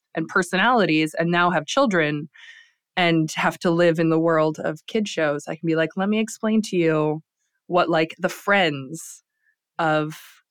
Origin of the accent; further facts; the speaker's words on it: Lansing, Michigan, United States; I grew up in Lansing, Michigan, in a kind of a working class family.